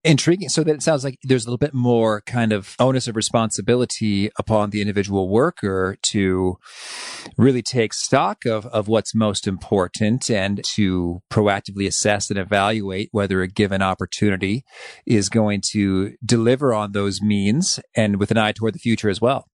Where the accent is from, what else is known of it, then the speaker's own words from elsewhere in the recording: Danville, Illinois, United States; I grew up in Danville, Illinois, which is the, the central part of the state